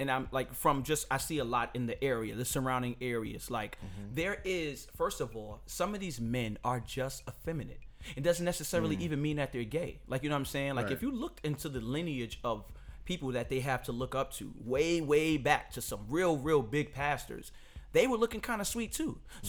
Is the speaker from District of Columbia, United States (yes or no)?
no; New York City, New York, United States; I can't talk about nowhere else because I'm just from New York City.